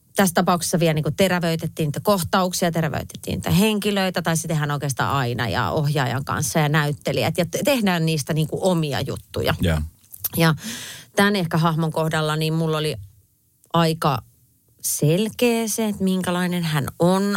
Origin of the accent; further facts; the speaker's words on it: Viiala, Pirkanmaa, Finland; now in Helsinki, Finland; kun mä oon Viialasta pienestä paikasta kotoisin, niin asutaan kaikki Helsingissä nykyään